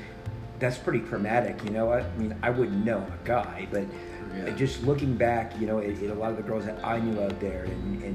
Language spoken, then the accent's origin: English; Southeast Louisiana, United States; I come from Southeast Louisiana, you know, been around, you know, New Orleans a good bit